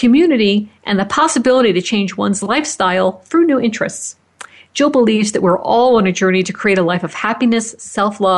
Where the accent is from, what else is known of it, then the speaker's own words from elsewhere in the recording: Fort Collins, Colorado, United States; Fort Collins, Colorado, my hometown